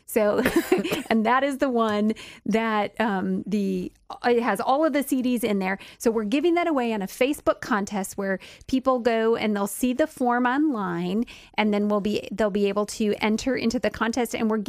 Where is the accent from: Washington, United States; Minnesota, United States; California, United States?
Minnesota, United States; I am a Minnesotan.